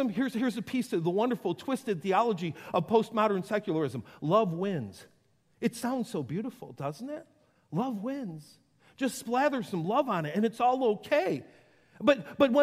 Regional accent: Western New York, United States; I grew up in Western New York.

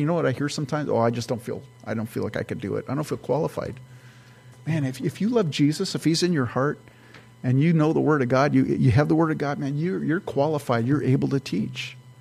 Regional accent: California, United States; now in Minnesota, United States; I'm from California

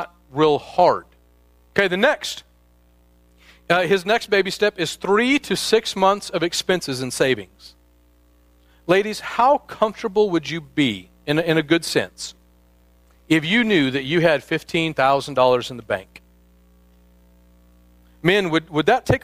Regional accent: Midwest, United States; now in Northern California, United States; I'm from the Midwest

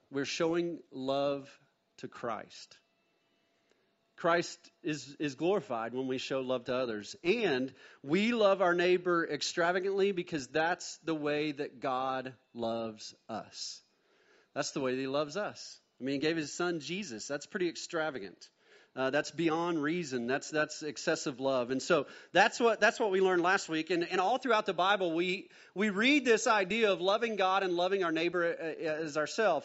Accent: Mustang, Oklahoma, United States; also born or lived in Bethany, Oklahoma; Born in Bethany, Oklahoma, then we moved to Mustang, Oklahoma, and so my dad bought a little five-acre plot there

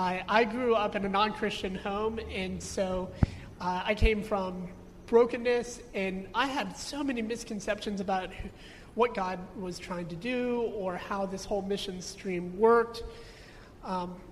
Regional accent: United States; Growing up in America

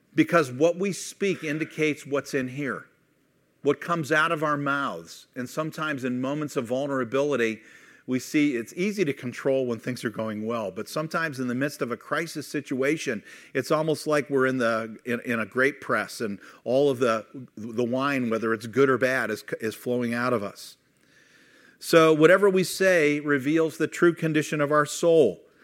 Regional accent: Youngstown, Ohio, United States; moved away as an adult; also born or lived in Kent, Ohio / Missouri; I grew up in Youngstown and then moved to Kent

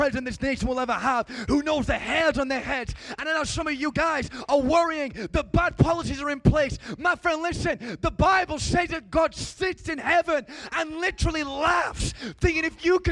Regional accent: England, United Kingdom; I'm from England.

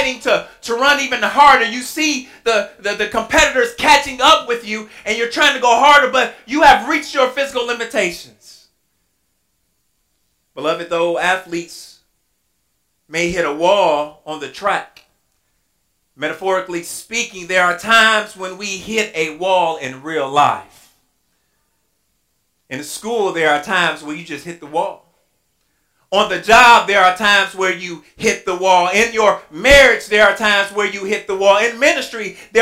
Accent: Inkster, Michigan, United States; moved away as an adult; now in Louisville, United States; I'm from Inkster.

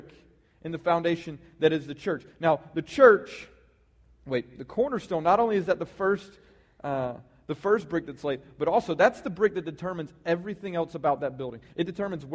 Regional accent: the South, United States; we're from the South, and everybody around here is Christians

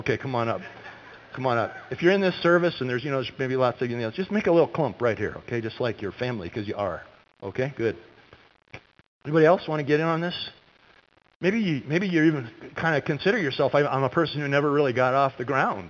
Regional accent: California, United States; moved away; when I was a kid growing up in California

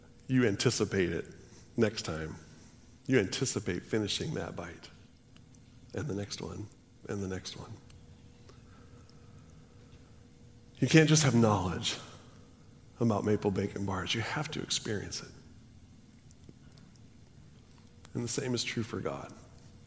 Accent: Washington, United States; also born or lived in California; We moved when I was in fourth grade, and I remember when we moved to Washington

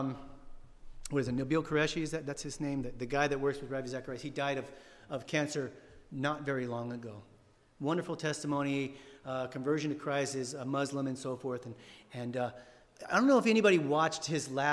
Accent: San Diego, California, United States; moved away; I'm from San Diego

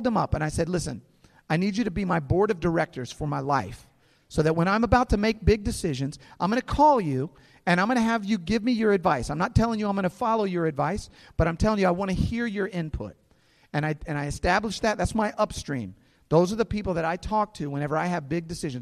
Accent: St. Louis, Missouri, United States; some friends that I grew up with here in St. Louis

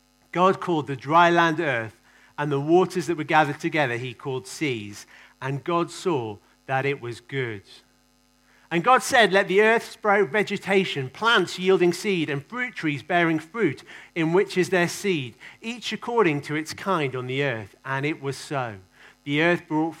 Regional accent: England, United Kingdom; I kind of love being English.

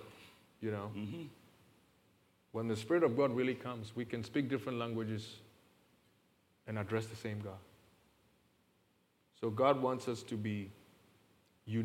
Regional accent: Ghana; accent: heavy African; now in United States

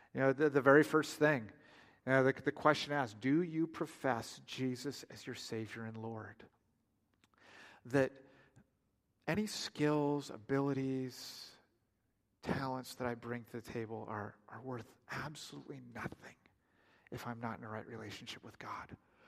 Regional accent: Oregon, United States; now in Oklahoma, United States; it comes out in conversation that we're from Oregon. And without missing a beat, everybody just says, "Why on earth did you move to Oklahoma?"

